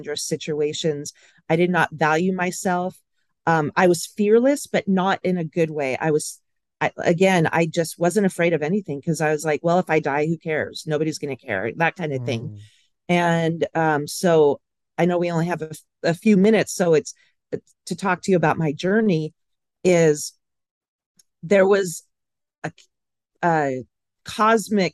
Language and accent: English; Pasadena, California, United States; I was born in Pasadena, so originally from Southern California